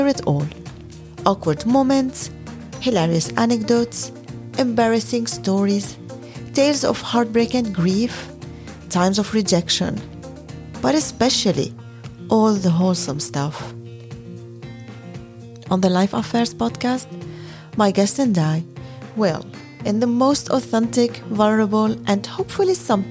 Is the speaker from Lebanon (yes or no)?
yes; Lebanon; now in Netherlands; Growing up in Lebanon